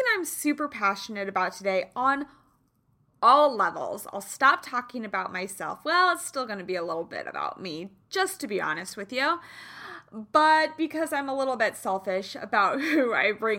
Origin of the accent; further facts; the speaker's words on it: Kansas City, United States; I'm from Kansas City